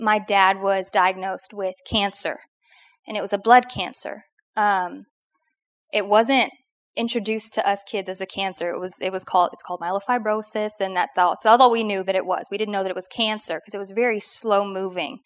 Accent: Oklahoma, United States; now in Louisiana, United States; I grew up completely in Oklahoma

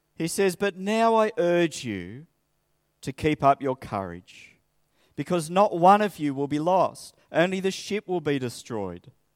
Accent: Sydney, New South Wales, Australia; moved away as an adult; also born or lived in Coffs Harbour; I grew up in Sydney.

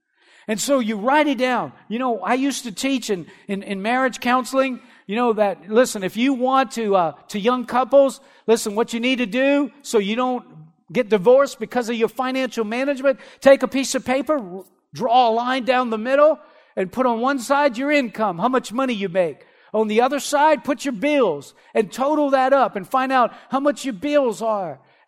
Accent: Erath, Louisiana, United States; I remember whenever I was growing up, I had two friends that worked, you know, I'm from Erath, not next door to Delcom, and there's, you know, the shrimping industry there.

